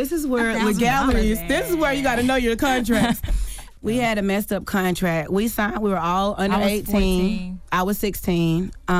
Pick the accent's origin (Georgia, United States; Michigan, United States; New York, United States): Georgia, United States; Ellenwood; so we're from Ellenwood, but they changed the school districts in high school.